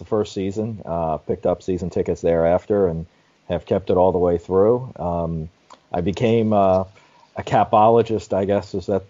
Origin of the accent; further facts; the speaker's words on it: Baltimore, Maryland, United States; I'm born and bred in Baltimore.